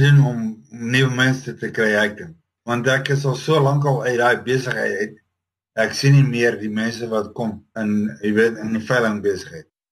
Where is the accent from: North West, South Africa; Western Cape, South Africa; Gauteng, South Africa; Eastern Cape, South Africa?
Gauteng, South Africa; Roodepoort; moved away as an adult; also born or lived in Paarl area (garbled 'Paarlborg'); now in United States; Ek sê ek het in Paarlborg groot geword, maar eintlik in Johannesburg, Roodepoort area.